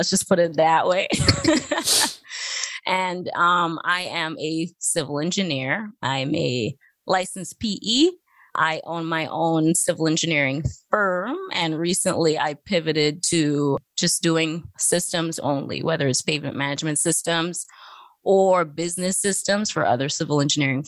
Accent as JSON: {"language": "English", "country": "Trinidad & Tobago", "tie": "born or raised there", "also_born_or_lived": "Virginia", "moved": "as an adult", "said": "I'm from Trinidad. I'm originally from Trinidad and Tobago. And growing up, they started building the first overpass"}